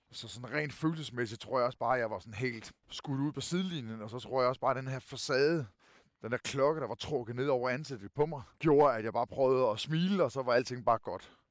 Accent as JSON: {"language": "Danish", "town": "Kerteminde", "region": "Southern Denmark", "country": "Denmark", "tie": "born or raised there", "accent": "Funen (fynsk)", "said": "jeg er født og opvokset i Katminde, i Kærteminde, hvor jeg stadigvæk bor"}